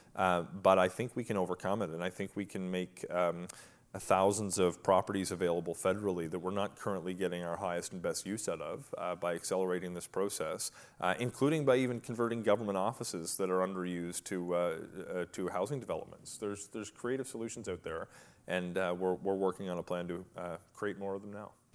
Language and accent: English; Merigomish, Nova Scotia, Canada; now in New Glasgow, Canada; I'm from Merrimack-Mish. Uh, those of you who don't know, rural community twenty minutes away.